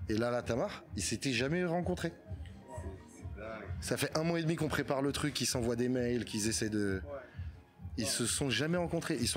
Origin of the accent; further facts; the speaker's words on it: Martinique, France; tout le monde pense que je suis marocain, et en fait, je suis martiniquais.